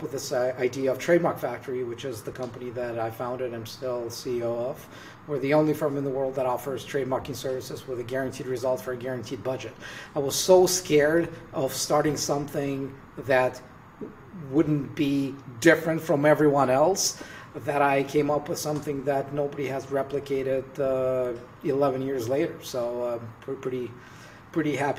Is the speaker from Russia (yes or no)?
yes; Russia; moved away; I'm originally from Russia